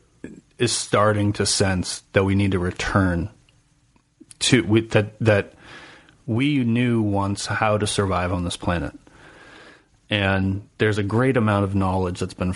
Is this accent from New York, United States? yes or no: no; New Hampshire, United States; I'm from New Hampshire